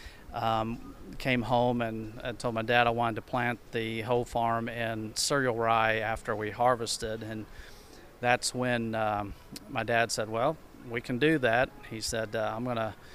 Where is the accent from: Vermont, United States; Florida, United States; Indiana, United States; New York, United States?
Indiana, United States; Vanderburgh County; I'm from Vandenberg County